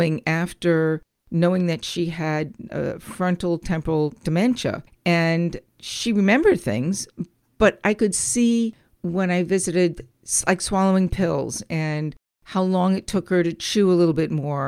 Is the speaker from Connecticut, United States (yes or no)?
yes; Connecticut, United States; moved away; I was originally from the Connecticut area not too long ago